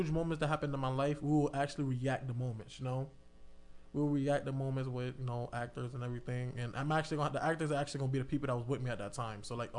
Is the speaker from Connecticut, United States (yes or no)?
yes; Hartford, Connecticut, United States; I rep Hartford